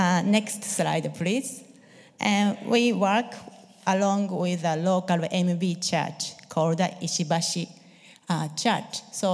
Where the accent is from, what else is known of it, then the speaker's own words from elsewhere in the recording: Japan; moved away as an adult; also born or lived in Winnipeg, Canada; I grew up in Japan in a non-Christian home. Actually, I didn't know any Christian when I was growing up.